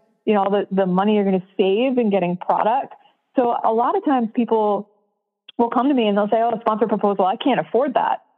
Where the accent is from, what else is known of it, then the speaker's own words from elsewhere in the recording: New York City, New York, United States; I grew up in New York City